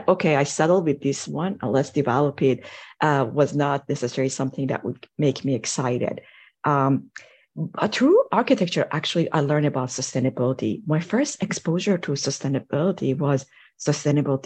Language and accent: English; Iran; moved away as an adult; now in United States; I grew up in Iran, and over there, pretty much in high school, you have to decide which field you want to go